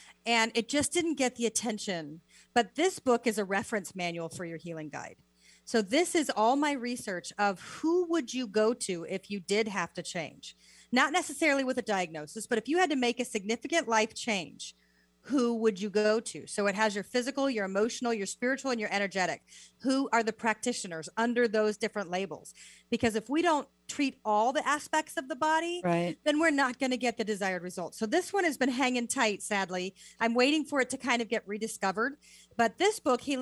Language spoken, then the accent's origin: English; United States; moved away as an adult; also born or lived in the Deep South; I'm so American